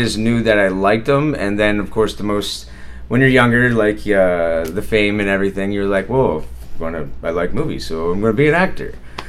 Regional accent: Jersey Shore, Pennsylvania, United States; also born or lived in Pittsburgh; from Pennsylvania, a very, very, very small town called Jersey Shore, Pennsylvania, and no, it's not New Jersey.

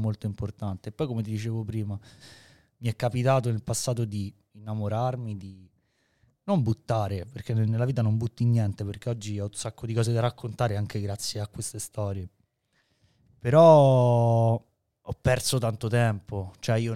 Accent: Rome, Lazio, Italy; noi veniamo da Roma

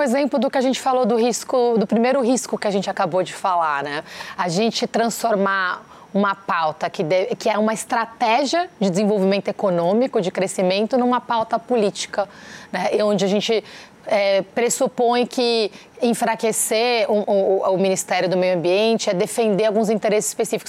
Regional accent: Brazil; revoltante como brasileira, como cidadã

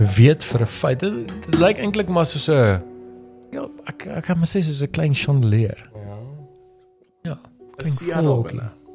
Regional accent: Pretoria, Gauteng, South Africa; Ek het groot geword in Valhalla.

